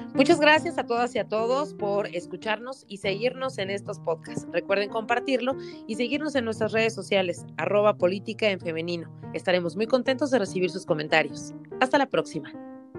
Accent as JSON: {"language": "Spanish", "country": "Mexico", "said": "levantando la voz como mexicana"}